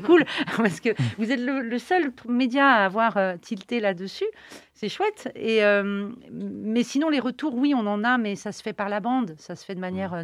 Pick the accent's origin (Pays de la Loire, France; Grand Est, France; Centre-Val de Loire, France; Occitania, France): Pays de la Loire, France; Nantes; on est nantais